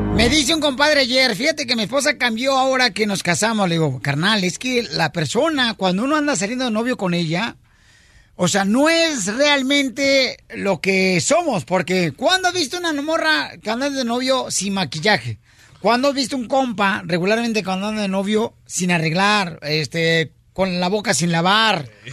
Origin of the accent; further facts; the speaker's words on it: Jalisco, Mexico; now in United States; Soy de Jalisco